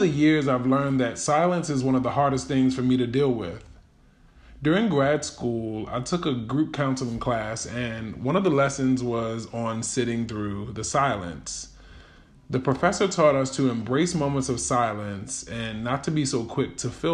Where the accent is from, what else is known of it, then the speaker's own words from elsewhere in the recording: Baltimore, Maryland, United States; Growing up in Baltimore City